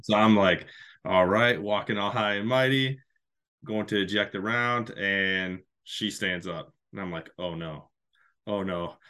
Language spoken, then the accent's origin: English; Michigan, United States; back in my home state of Michigan